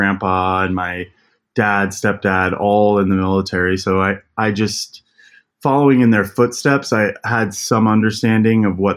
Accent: Elizabeth, Colorado, United States; I was born and raised in Colorado. So I grew up in Elizabeth, Colorado

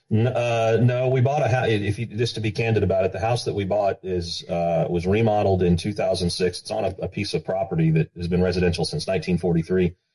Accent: Texas, United States; as a Texan

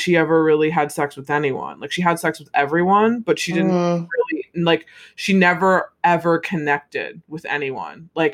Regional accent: United States; I'm American

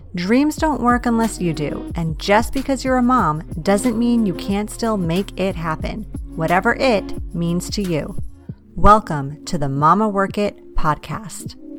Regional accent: East Coast, United States; born or raised there; now in West Coast, United States

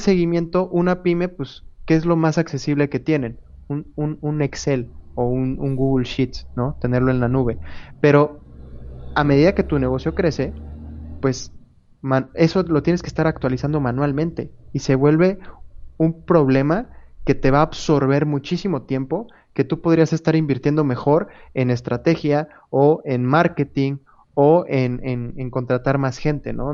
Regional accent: Querétaro, Mexico; also born or lived in Monterrey; Yo soy de Querétaro, me fui a Monterrey, pero conservé en WhatsApp mi número de Querétaro

